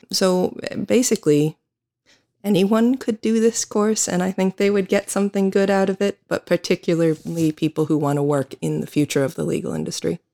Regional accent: United States; accent: American; now in Ireland; I am an American attorney

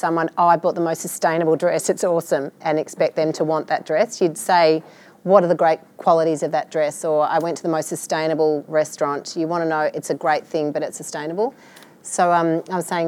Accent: Melbourne, Victoria, Australia; I'm from Melbourne

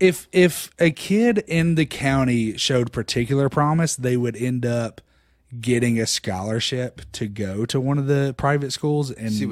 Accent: Harriman, Tennessee, United States; moved away; also born or lived in Knoxville, Tennessee / Austin; I grew up in Harriman, Tennessee, about 45 minutes outside of Knoxville.

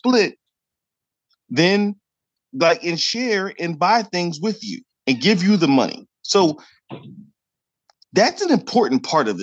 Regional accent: Delaware Valley, United States; we're both from the Delaware Valley

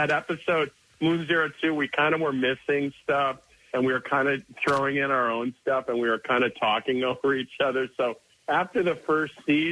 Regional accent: Midwest, United States; moved away as an adult; now in Philadelphia, United States; I'm from the Midwest, but we've been here 10 years

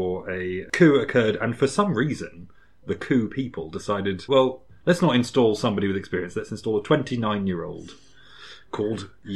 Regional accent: United Kingdom; I'm British.

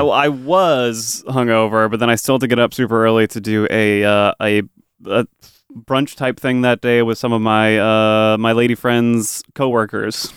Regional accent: New England, United States; I'm from New England.

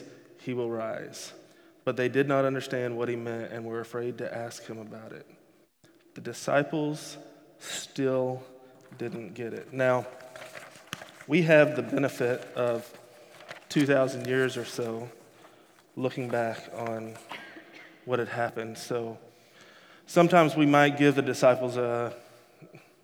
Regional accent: Texas, United States; moved away as an adult; I grew up in Texas. I lived in Texas for 30 years

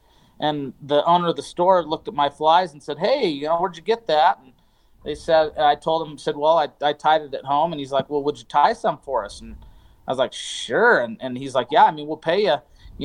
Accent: Southern Idaho, United States; also born or lived in Utah / Sun Valley, Idaho; now in Torrey, United States; I was born in Southern Idaho. I grew up in kind of cut my teeth guiding in Sun Valley

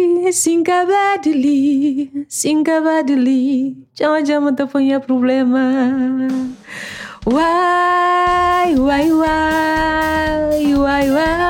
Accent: Praia, Santiago, Cape Verde; English is a second language; also born or lived in Fogo; now in Boston, United States; I born in Praia. So my friends, when I was a little, because our Creole from Fogo is different. It's funny, when you start talking, people start laughing at us.

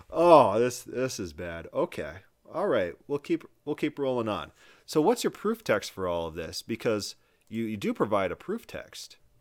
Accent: South Dakota, United States; moved away; I was from South Dakota at the time

